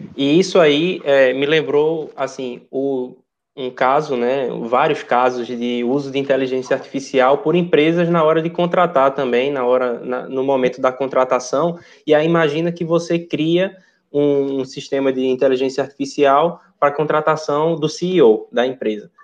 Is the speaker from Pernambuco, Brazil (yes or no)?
yes; Recife, Pernambuco, Brazil; moved away; Eu sou de Recife